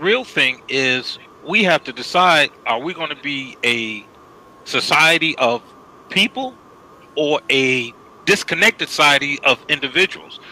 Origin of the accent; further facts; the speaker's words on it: Chicago, Illinois, United States; Lester and I grew up in Chicago